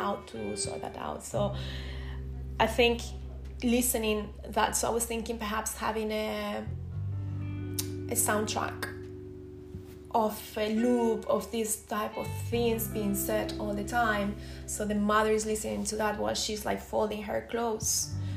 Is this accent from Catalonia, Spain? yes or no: yes; Tarragona, Catalonia, Spain; first language Spanish; English is a second language; moved away; I'm not from the south, I'm from Tarragona, near Barcelona, so I'm from the other side of Spain.